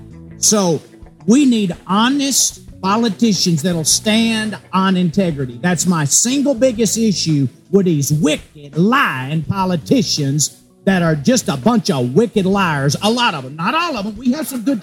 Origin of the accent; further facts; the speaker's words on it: Tennessee, United States; I'm from Tennessee